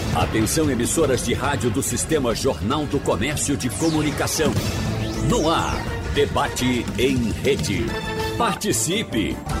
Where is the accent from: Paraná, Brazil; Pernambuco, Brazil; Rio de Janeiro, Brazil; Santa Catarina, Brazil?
Pernambuco, Brazil; Arcoverde; eu digo nordestino não, eu sou arcoverdense